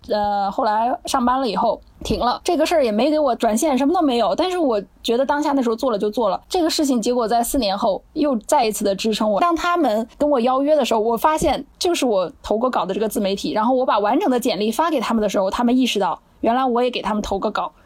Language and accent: Chinese; Northeast China, China; now in Chengdu, China; 他是西北的，我是东北的，我们两个人在西南定居